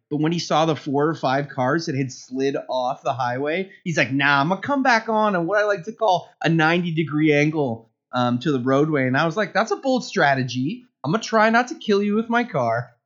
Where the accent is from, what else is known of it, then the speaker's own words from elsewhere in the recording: Canada; I am Canadian